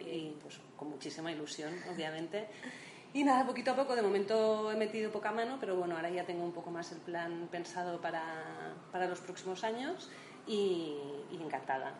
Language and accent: Spanish; Barcelona, Catalonia, Spain; moved away as an adult; now in Madrid, Spain; yo soy de Barcelona.